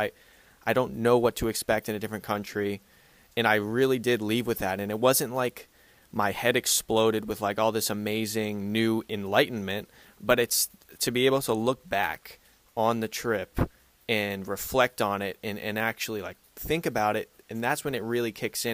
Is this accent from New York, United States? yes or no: no; Boston, Massachusetts, United States; moved away; also born or lived in Georgia / North Carolina; I grew up in Boston, and I lived in Georgia for a year, and I've lived in North Carolina